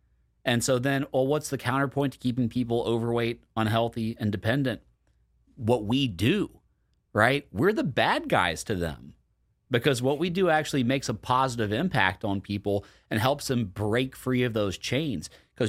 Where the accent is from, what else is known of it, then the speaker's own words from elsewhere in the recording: Deep South, United States; I grew up in the Deep South. Like, we're the obesest of them all in a very obese country.